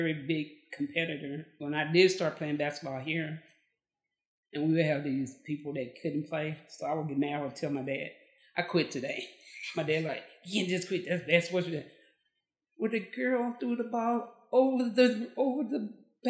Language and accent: English; Amarillo, Texas, United States; now in Bryan, Texas, United States; I was born and raised in Amarillo, Texas, the Panhandle